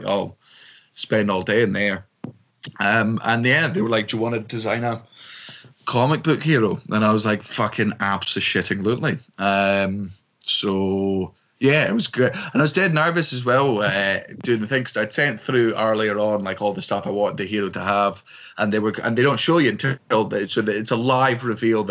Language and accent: English; Scotland, United Kingdom; I'm very proud of being Scottish